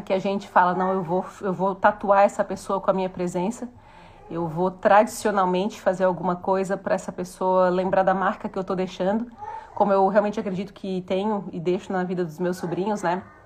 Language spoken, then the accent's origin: Portuguese; Morro da Cruz, Santa Catarina, Brazil; a casa onde eu tô morando hoje foi a casa onde eu cresci, de ir até o portão para esperar meu pai subir o Morro da Cruz aqui, que a gente mora no